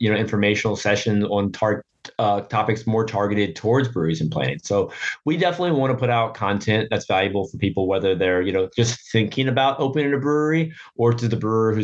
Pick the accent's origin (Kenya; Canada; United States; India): United States; Norfolk, Virginia; my hometown of Norfolk, Virginia